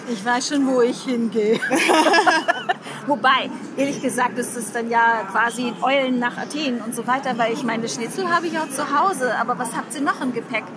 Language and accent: German; Hamburg, Germany; Ich komme aus Hamburg